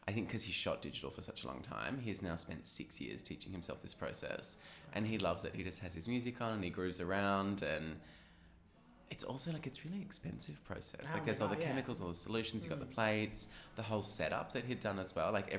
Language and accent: English; Cronulla, New South Wales, Australia; I grew up in Cronulla